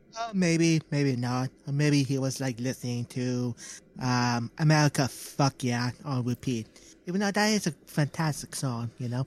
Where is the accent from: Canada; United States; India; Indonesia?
Canada; We're Canadian. We're Canadian